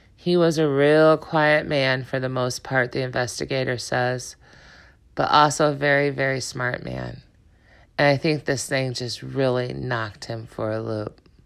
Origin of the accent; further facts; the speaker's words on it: Chicago, Illinois, United States; moved away as an adult; now in Juneau County, United States; I was originally from Chicago. I moved up to Juneau County in two thousand two